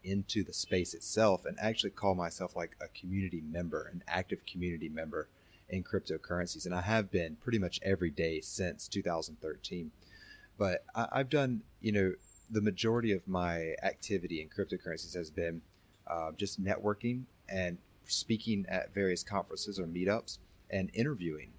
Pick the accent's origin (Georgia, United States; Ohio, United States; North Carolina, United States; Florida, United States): North Carolina, United States; moved away; born and raised in the United States, uh, North Carolina specifically